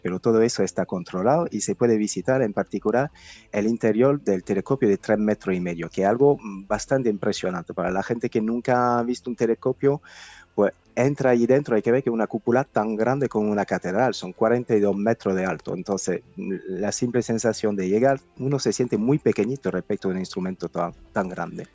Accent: France; now in Spain; Yo soy francés

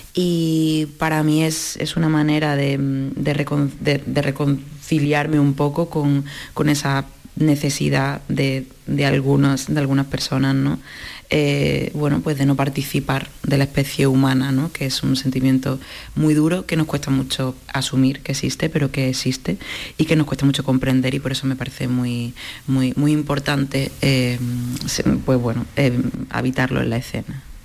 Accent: Málaga, Andalusia, Spain; ambas somos malagueñas

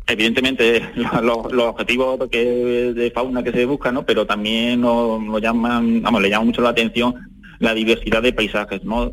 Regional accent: Adamuz, Andalusia, Spain; de mi pueblo, ¿no? Y de mi zona, pero porque en Adamú, que estamos aquí en un pueblo de la Sierra Morena cordobesa

